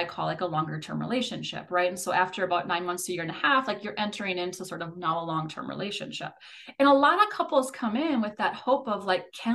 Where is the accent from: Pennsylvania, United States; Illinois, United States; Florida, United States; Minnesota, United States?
Minnesota, United States; I'm a Minnesotan